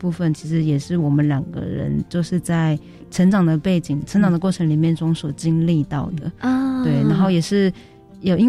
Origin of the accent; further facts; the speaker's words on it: Taoyuan, Taiwan; also born or lived in Pingtung County; 我其实很早就在桃园长大的，因为跟爸爸妈妈工作的关系哦。